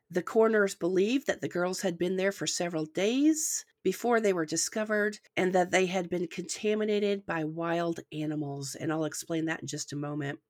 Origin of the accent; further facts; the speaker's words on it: the North, United States; now in the South, United States; I'm from the North